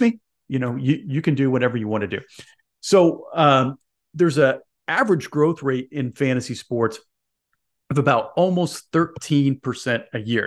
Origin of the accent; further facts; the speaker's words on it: Indianapolis, Indiana, United States; I'm an Indiana guy. I grew up in Indianapolis